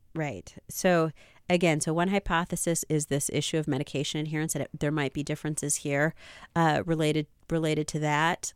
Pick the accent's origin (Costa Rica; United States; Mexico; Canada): United States; I was born here in the United States, but my parents are from, uh, those other countries